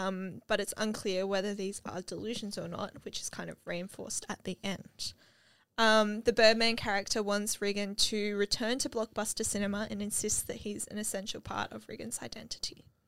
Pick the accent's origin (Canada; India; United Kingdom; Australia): Australia; I'm Australian and that's we pronounce things right.